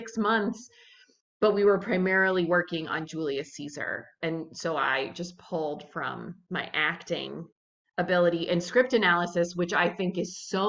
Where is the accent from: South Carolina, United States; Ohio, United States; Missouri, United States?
Missouri, United States; St. Louis; moved away as an adult; also born or lived in South Bend / Minnesota; I'm from St. Louis